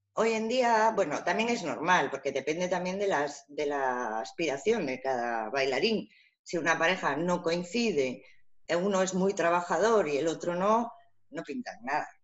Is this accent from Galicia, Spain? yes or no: yes; Vigo, Galicia, Spain; salimos así, de Vigo